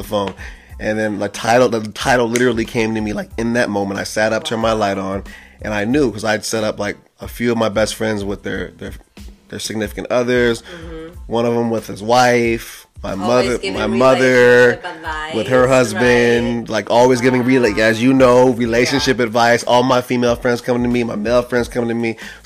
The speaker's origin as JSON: {"language": "English", "region": "Ohio", "country": "United States", "moved": "yes", "lives_now": "Los Angeles, United States", "said": "I'm from Ohio"}